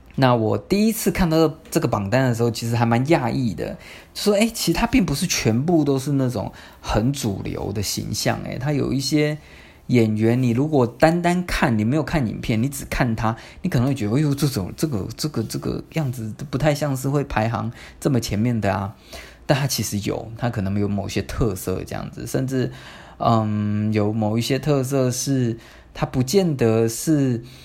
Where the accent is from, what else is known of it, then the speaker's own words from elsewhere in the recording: Tamsui, New Taipei, Taiwan; 我念师大附中嘛，但是我家在淡水